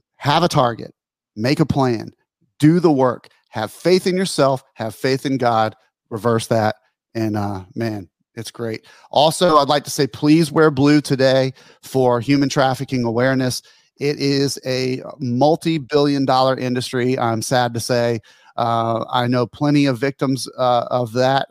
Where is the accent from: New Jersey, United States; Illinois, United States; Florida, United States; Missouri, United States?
Florida, United States; Pensacola; Colin and I grew up here in Pensacola, Florida